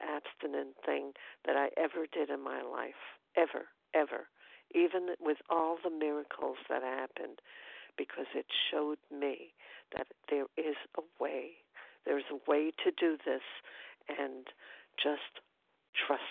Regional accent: New York City, New York, United States; now in upstate New York, United States; I'm from Brooklyn, New York. I'm presently upstate in New York

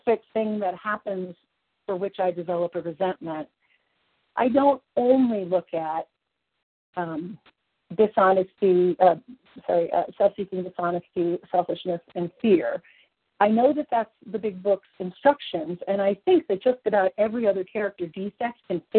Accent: Kentucky, United States; now in Colorado, United States; You are from my home of origin. I was born in Kentucky.

